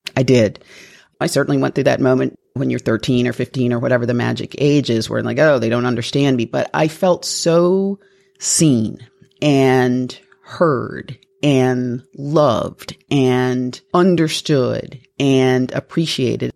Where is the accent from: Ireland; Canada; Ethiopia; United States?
United States; Toledo, Ohio; I was Born and raised in Toledo, Ohio